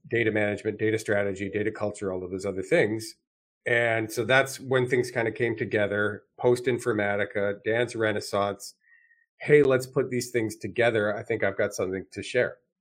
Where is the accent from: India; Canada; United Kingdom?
Canada; moved away as an adult; now in United States; I was born and raised in Canada. I spent my first 25 years in Canada